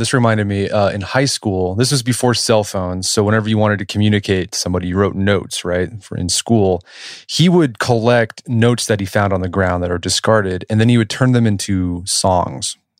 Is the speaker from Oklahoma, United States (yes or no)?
yes; Oklahoma City, Oklahoma, United States; I grew up in Oklahoma City